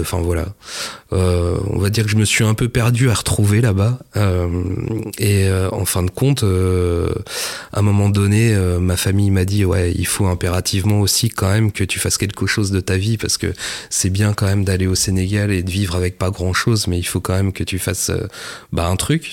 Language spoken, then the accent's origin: French; Mortagne-au-Perche, Normandy, France; also born or lived in Le Mans; j'ai grandi euh, bah, à Mortagne au Perche, précisément. Et euh, comme tous les percherons, je suis né au Mans